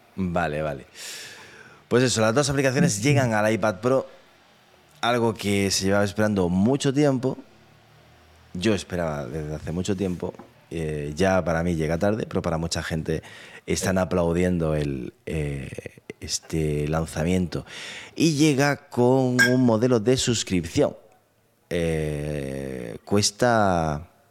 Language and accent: Spanish; Andalusia, Spain; also born or lived in Granada; somos los andaluces